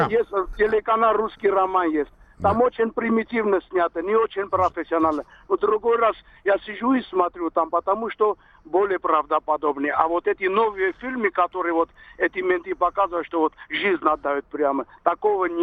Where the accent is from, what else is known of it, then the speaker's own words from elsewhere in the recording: Moscow, Russia; Я москвич.